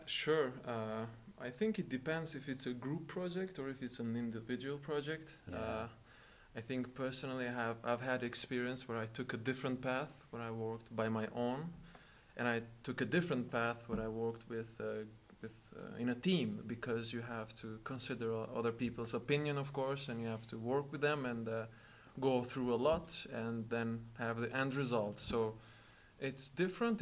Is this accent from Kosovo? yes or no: yes; Kosovo; now in Lund, Sweden; I'm from Kosovo. I study here at Lund University